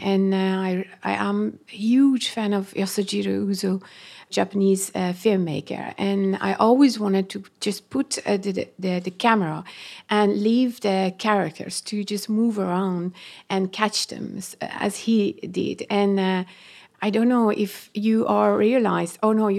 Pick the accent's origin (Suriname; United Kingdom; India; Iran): Iran; first language Persian; English is a second language; It is my second home and also second, my I call it father tongue, and because my mother tongue is Persian.